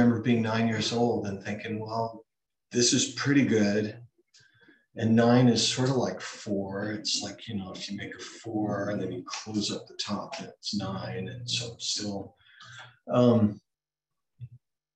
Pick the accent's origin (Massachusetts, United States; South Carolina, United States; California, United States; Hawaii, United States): Hawaii, United States; I was born in Hawaii